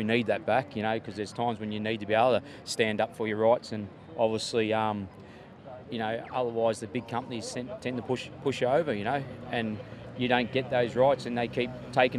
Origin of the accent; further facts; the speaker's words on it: Latrobe Valley, Victoria, Australia; I'm from the Latrobe Valley.